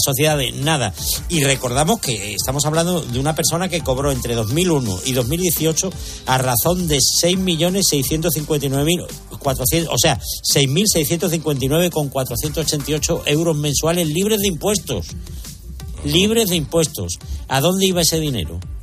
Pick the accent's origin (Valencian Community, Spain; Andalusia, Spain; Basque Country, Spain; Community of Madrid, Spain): Andalusia, Spain; Pueblos Blancos, Cádiz; mi pueblo